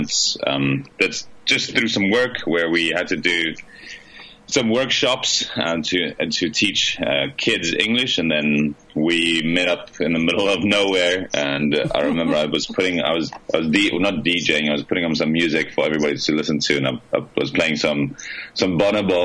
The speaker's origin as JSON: {"language": "English", "country": "South Africa", "moved": "yes", "lives_now": "Buenos Aires, Argentina", "said": "I'm initially from South Africa."}